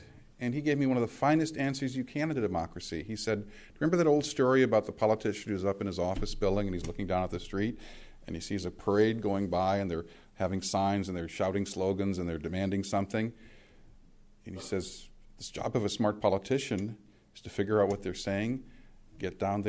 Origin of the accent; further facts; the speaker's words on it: California, United States; I grew up in California, as Ed did.